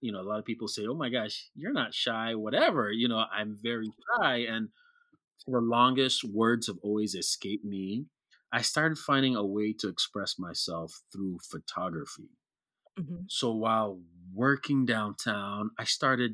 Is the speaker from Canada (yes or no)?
no; Kenya; growing up in Kenya with the West African mm-hmm. community